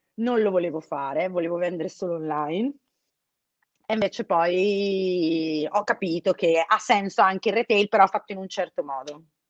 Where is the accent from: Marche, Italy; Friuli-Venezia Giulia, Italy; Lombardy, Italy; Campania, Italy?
Lombardy, Italy; Brescia; io sono di Brescia